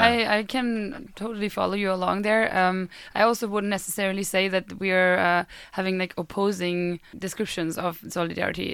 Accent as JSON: {"language": "English", "country": "Germany", "moved": "as an adult", "lives_now": "Sweden", "said": "I am a German uh, student"}